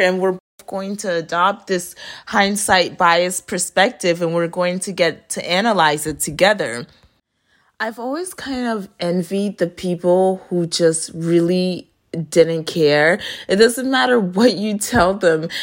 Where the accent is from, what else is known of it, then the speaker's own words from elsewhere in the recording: Florida, United States; also born or lived in Haiti; I was raised in Florida